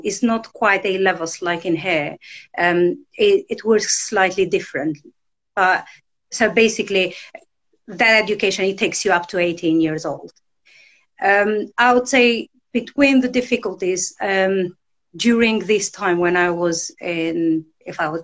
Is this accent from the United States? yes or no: no; Albania; moved away; I was born and I grew up in Albania, in a village in northeast Albania.